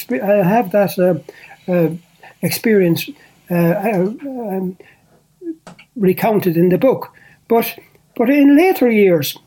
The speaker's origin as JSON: {"language": "English", "town": "Portlaoise", "region": "Leinster", "country": "Ireland", "said": "I come from Port Leash. I had worked in many places before that, but coming back to Port Leash"}